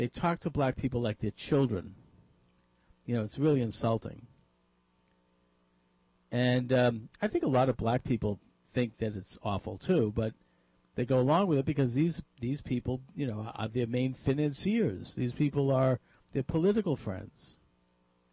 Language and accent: English; Boston, Massachusetts, United States; here in Boston, my hometown